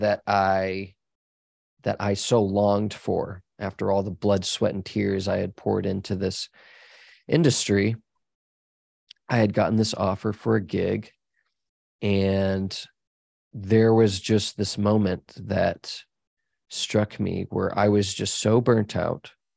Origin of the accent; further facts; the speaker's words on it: Dallas, Texas, United States; I grew up in Dallas